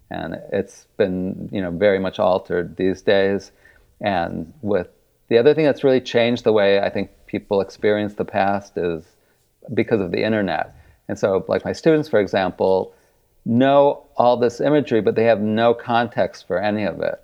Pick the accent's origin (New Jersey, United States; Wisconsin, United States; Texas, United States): Wisconsin, United States; Kenosha; moved away; I grew up in Wisconsin and went to undergrad in Milwaukee